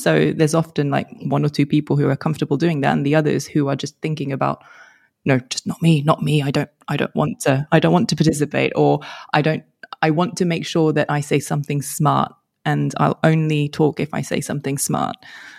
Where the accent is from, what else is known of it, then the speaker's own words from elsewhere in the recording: France; English is a second language; also born or lived in London, United Kingdom; So I'm French, but only arrived in France probably when I was 10, between 10 and 11, roughly. And I, as I moved across countries, started off in London